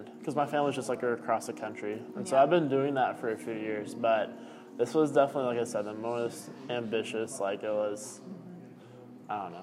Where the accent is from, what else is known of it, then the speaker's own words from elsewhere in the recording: Oklahoma City, Oklahoma, United States; I am from Oklahoma City, and I am a photographer